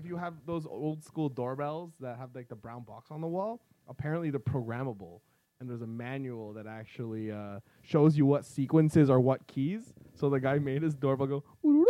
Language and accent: English; Philippines; We're Filipino